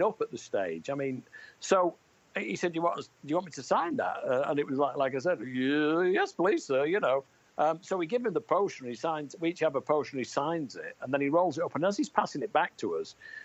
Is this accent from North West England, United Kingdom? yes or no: yes; Manchester, North West England, United Kingdom; born or raised there